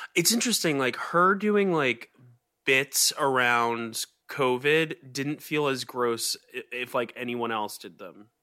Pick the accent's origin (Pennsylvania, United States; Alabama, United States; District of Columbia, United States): Pennsylvania, United States; West Chester; born or raised there; moved away